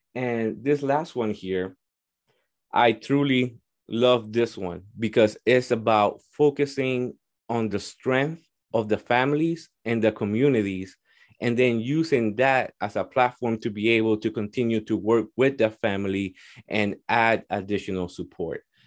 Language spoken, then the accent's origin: English; Hartford, Connecticut, United States; also born or lived in Puerto Rico; I grew up in Hartford.